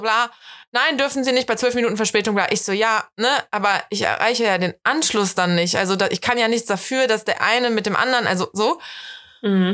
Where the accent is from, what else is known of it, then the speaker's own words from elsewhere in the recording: Rhineland, Germany; Ich bin halt eine richtige Rheinländerin